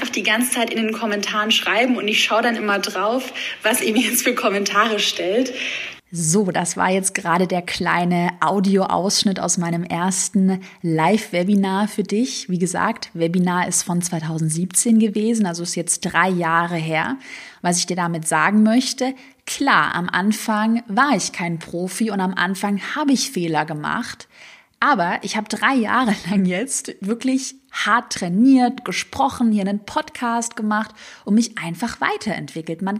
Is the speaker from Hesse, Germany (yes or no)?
no; Baden-Württemberg, Germany; accent: Swabian; ich glaube, man hört es noch heute ein bisschen, aber ich hatte damals einen schwäbischen Dialekt, den man halt so ein bisschen gehört hat.